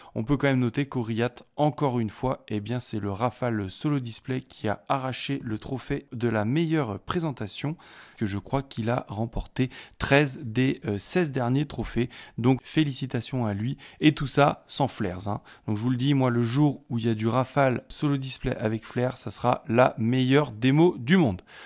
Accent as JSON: {"language": "French", "country": "France", "said": "chez nous, en France"}